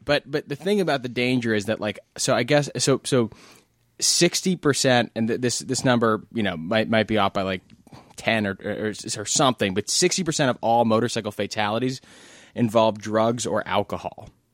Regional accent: New York City, New York, United States; I grew up in New York City

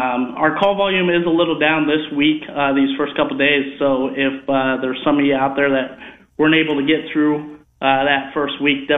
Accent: Southeast Polk, Iowa, United States; That's why we're hometown guys. We graduated from Southeast Polk

